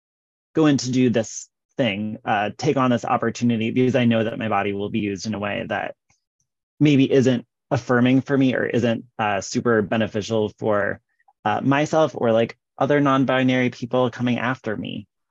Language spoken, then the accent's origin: English; Midwest, United States; now in Iowa, United States; maybe because I'm from the Midwest, but also just because I've been hanging out here in the state of Iowa